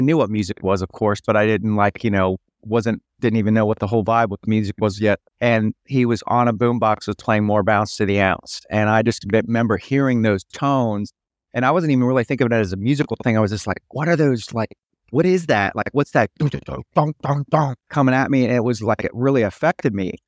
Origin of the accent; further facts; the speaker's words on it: Cincinnati, Ohio, United States; I'm from Cincinnati, Ohio